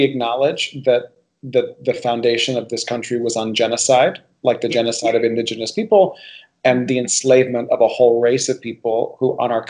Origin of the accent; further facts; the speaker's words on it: Miami, Florida, United States; And I do feel like one of the privileges of growing up in Miami, for me, as somebody who's Cuban and also has Spanish origin